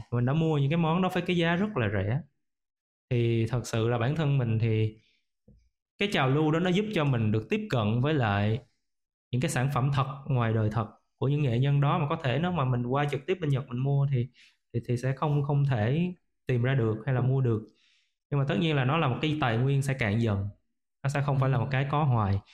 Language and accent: Vietnamese; Vietnam; mình là một người Việt Nam mình có nền tảng của người Việt Nam